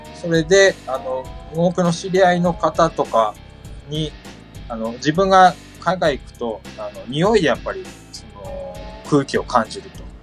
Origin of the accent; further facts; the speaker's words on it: Aomori, Japan; 自分の地元だと恐山っていうのがありまして